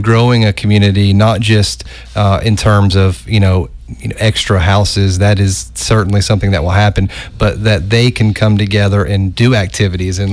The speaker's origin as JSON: {"language": "English", "town": "Oak Ridge", "region": "Tennessee", "country": "United States", "said": "I'm from Oak Ridge, and we have a great arts community there"}